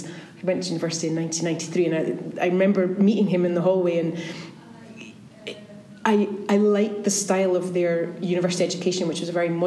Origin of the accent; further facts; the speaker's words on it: Dundee, Scotland, United Kingdom; also born or lived in Norwich; I actually went to university in Norwich, which was quite a long way. I grew up in Dundee, and Norwich was quite a long way from Dundee.